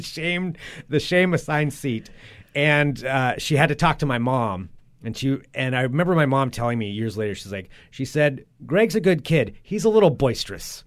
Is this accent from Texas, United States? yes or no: no; Monmouth, Oregon, United States; moved away; We grew up, for anybody who doesn't know, Monmouth Independence, it's like one town split down the middle, and then Zoe and I lived outside of town of that, like out in the country